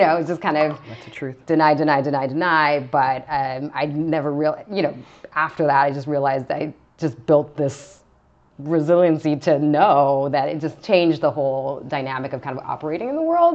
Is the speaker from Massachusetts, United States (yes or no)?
no; Vista, California, United States; also born or lived in Hollywood, California / Altadena, California; then moved to San Diego County, a small town called Vista, California, okay. Um, in kind of the north part of San Diego County, and that's where I primarily grew up, so kind of uh, first grade to high school